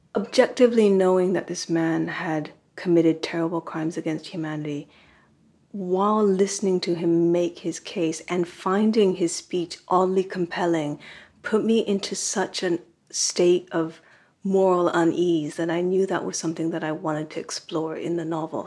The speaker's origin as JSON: {"language": "English", "region": "California", "country": "United States", "tie": "born or raised there", "first_language": "Japanese", "said": "I grew up in California, but my parents were both immigrants to this country"}